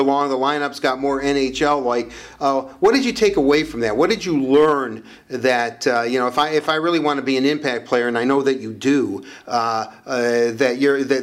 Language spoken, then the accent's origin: English; Detroit, Michigan, United States; I was born and raised here in Detroit